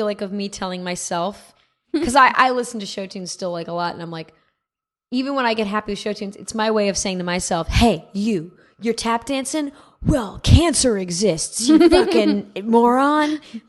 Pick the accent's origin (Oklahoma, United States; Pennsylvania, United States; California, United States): California, United States; Manhattan Beach; also born or lived in New York; I'm from Manhattan Beach.